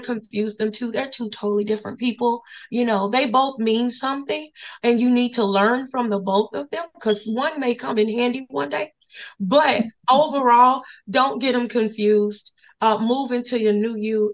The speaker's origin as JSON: {"language": "English", "region": "Florida", "country": "United States", "tie": "born or raised there", "also_born_or_lived": "Henderson, North Carolina", "moved": "yes", "lives_now": "Durham, United States", "said": "we were born and raised in Florida"}